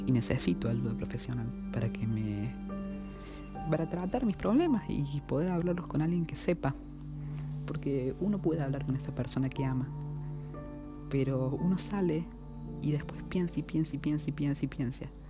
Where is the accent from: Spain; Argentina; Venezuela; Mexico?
Argentina; Córdoba; soy de Córdoba, capital argentina, tengo 16 años